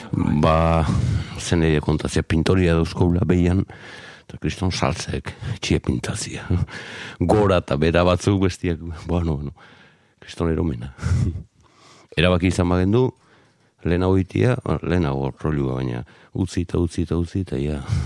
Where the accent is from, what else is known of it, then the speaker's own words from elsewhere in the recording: Zarautz, Basque Country, Spain; Garoako kaletik, bai, lehen mamis taberna zegoenaren gainean jaiotako nauke